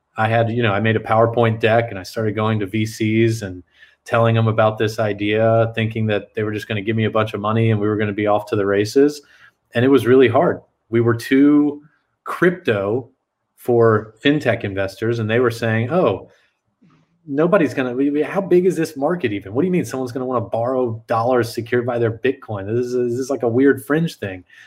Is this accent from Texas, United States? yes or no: yes; San Antonio, Texas, United States; I grew up in South Texas. I'm originally from San Antonio.